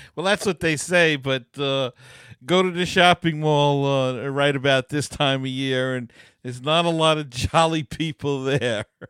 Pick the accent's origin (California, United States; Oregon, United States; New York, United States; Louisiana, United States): New York, United States; New York City; when I was a kid, we, uh, growing up in Queens